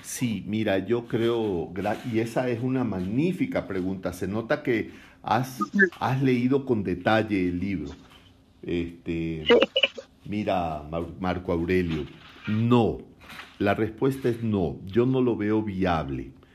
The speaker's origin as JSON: {"language": "Spanish", "town": "Guayaquil", "region": "Guayas", "country": "Ecuador", "accent": "costeño", "said": "yo soy de la costa de mi país, yo soy guayaquileño"}